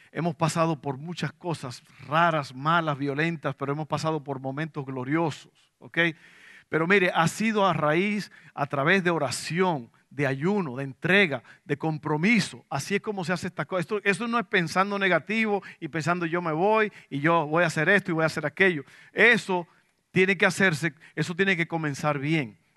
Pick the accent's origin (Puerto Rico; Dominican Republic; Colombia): Dominican Republic; now in Abilene, United States; yo me vine desde la República Dominicana, tierra de sol, aguas azules y arenas blancas. Me vine a Abilene, Texas, un lugar de tierra roja frío, ahí no hay nada.